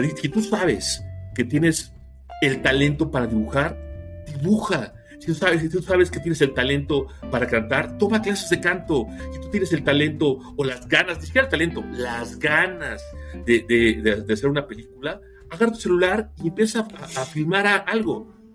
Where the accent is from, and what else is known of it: Mexico